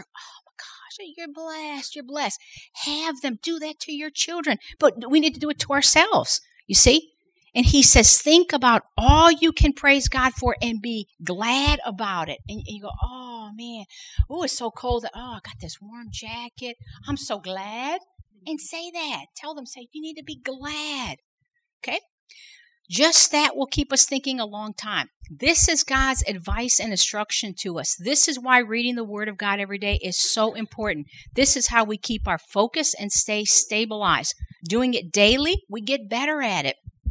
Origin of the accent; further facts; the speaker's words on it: Chicago, Illinois, United States; now in South Louisiana, United States; I didn't grow up in South Louisiana. I grew up in Chicago